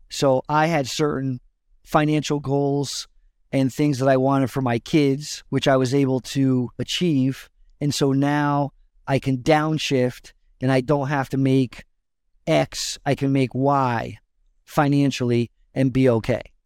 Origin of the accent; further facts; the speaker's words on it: West Haven, Connecticut, United States; I grew up in West Haven, which is the town over from New Haven in Connecticut